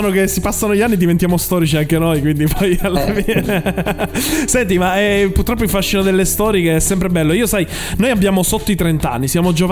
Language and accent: Italian; Tuscany, Italy; Da toscano io ti devo far odiare